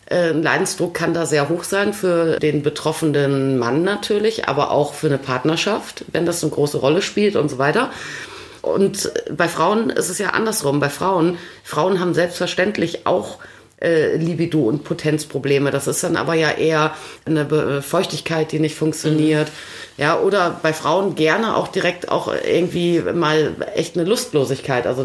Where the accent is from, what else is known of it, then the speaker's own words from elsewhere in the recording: Vechta, Lower Saxony, Germany; ich bin auf dem Gymnasium Antonianum Fechter zur Schule gegangen.